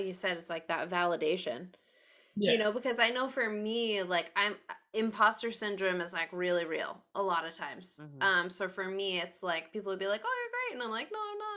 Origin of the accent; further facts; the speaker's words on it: Rhode Island, United States; also born or lived in Worcester, Massachusetts; I'm from Rhode Island, and in Providence